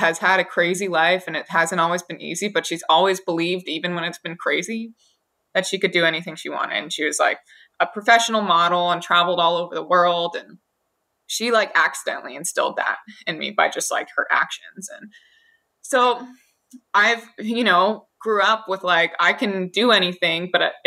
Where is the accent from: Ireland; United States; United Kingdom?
United States; Hawaii; two of my friends that I grew up with in Hawaii